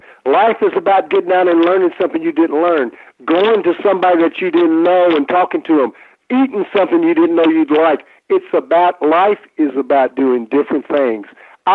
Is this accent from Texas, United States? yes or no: no; Kentucky, United States; I'm from Kentucky here, and about everybody down here in the South.